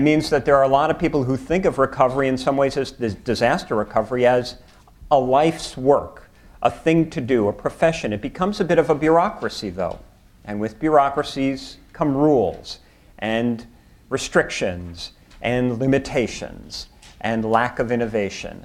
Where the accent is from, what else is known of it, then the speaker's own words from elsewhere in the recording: New York City, New York, United States; I'm from New York